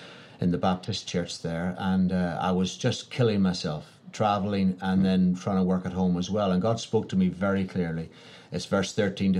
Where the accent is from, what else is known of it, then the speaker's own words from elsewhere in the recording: Ireland; I was from Ireland